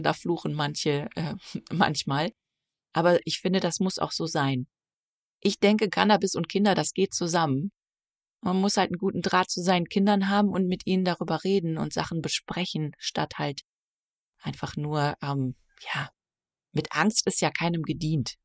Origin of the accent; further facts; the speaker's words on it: Nettetal, North Rhine-Westphalia, Germany; moved away as an adult; also born or lived in New Zealand; now in Maine, United States; Ich komme aus einem kleinen Ort namens Nettetal an der niederländischen Grenze.